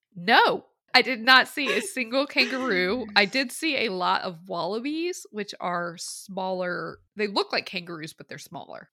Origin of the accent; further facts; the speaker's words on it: the South, United States; I grew up in the South